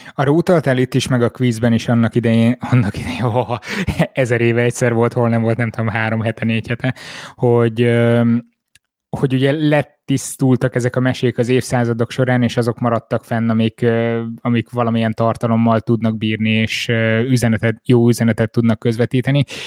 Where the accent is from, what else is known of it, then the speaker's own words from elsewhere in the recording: Miskolc, Borsod-Abaúj-Zemplén, Hungary; moved away; Miskolcon voltam, én ott nőttem fel, oda jártam már óvodába, előtte egy észak-borsodi kis faluban